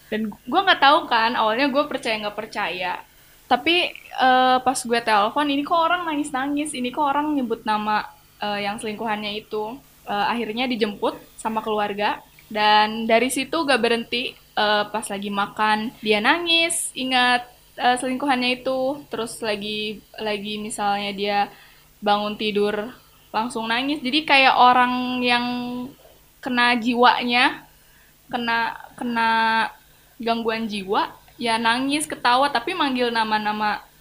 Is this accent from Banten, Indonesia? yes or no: yes; Banten, Indonesia; Gue dari Banten yang kalian tadi bilang emang eh, budaya mistisnya masih melekat.